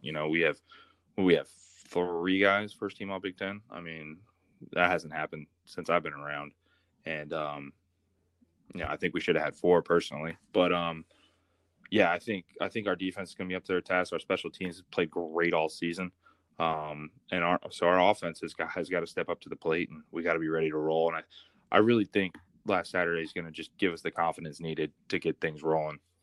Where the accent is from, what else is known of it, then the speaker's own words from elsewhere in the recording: Columbus, Ohio, United States; I come from Columbus, Ohio